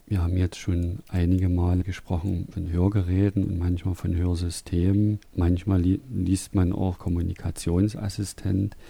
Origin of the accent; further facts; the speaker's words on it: Saxony, Germany; ein Ausdruck, der bei uns in Sachsen hier benutzt wird